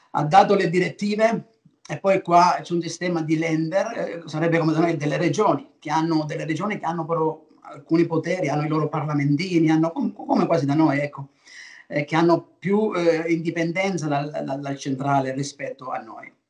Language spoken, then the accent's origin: Italian; Naples, Campania, Italy; io sono di Napoli, io sono di qua